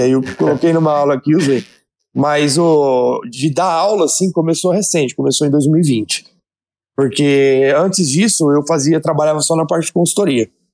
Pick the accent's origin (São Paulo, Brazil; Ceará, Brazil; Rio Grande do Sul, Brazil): São Paulo, Brazil; Votuporanga; eu sou de Votuporanga, interior de São Paulo, me formei na universidade aqui da cidade mesmo